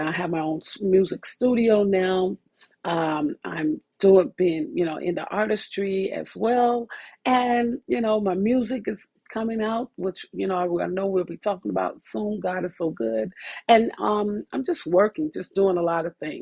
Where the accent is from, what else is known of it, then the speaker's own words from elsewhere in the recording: Chicago, Illinois, United States; also born or lived in Philadelphia / California; now in Las Vegas, United States; I am originally from Chicago. Born and raised on the west side of Chicago